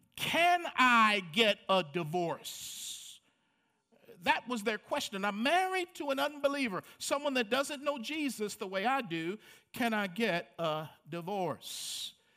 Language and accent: English; Baltimore, Maryland, United States; Growing up in Baltimore, Maryland, um, of a lower middle income family